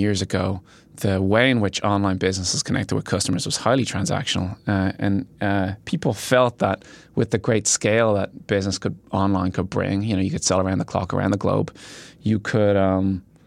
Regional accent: Ireland; moved away as an adult; I am from Ireland

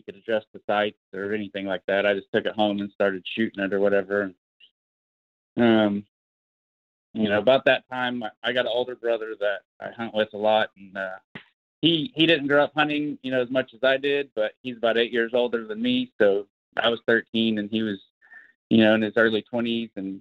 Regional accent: Oologah, Oklahoma, United States; I'm from Northeast Oklahoma. I live, you know, north of Tulsa. I grew up in Owosso, Oklahoma, pretty much my whole life.

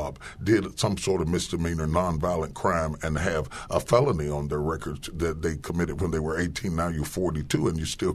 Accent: West Virginia, United States; I grew up in West Virginia

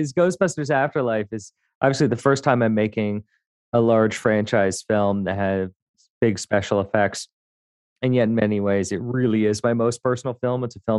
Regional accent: Montreal, Quebec, Canada; born there; I have some pre-programmed lines because I was born in Montreal. People presume that I can speak French

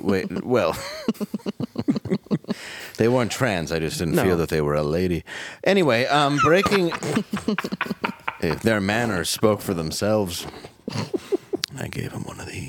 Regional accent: Michigan, United States; my home state of Michigan.

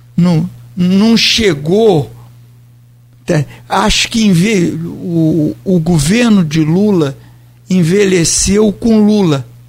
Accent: Brazil; sou brasileiro

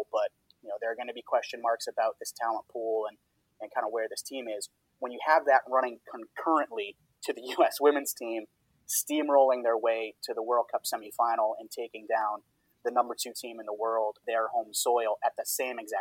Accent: Boston, Massachusetts, United States; my hometown in Boston

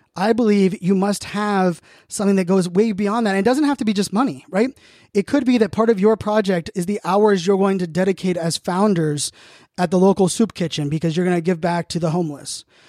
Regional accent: Virginia Beach, Virginia, United States; also born or lived in Pittsburgh, Pennsylvania / Phoenix, Arizona; now in Northern Virginia, United States; born and raised in Pittsburgh, Pennsylvania, grew up in Virginia Beach

